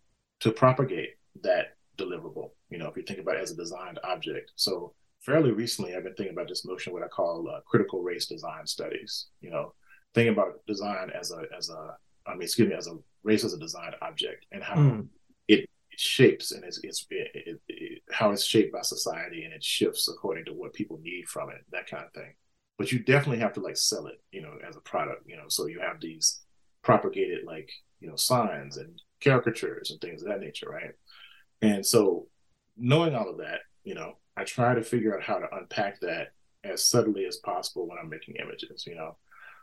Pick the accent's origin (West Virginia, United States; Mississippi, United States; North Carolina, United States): Mississippi, United States; I grew up, you know, lower working class, you know, in the country. I grew up in Mississippi, you know, in, you know, post-civil rights era.